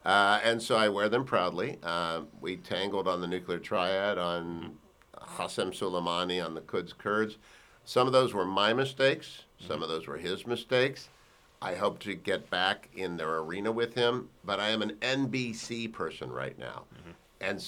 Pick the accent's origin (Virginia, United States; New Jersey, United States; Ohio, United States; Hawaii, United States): Ohio, United States; Warren; I'm from Warren, Ohio.